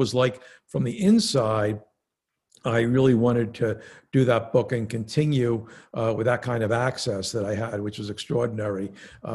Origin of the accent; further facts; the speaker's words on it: Philadelphia, Pennsylvania, United States; I grew up in Philadelphia in somewhat of a upwardly mobile yet working class neighborhood